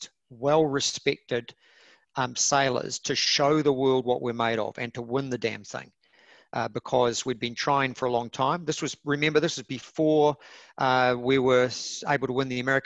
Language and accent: English; New Zealand; Kiwi yachties